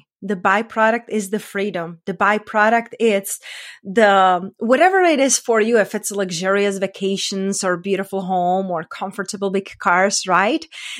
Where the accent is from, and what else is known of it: Czechia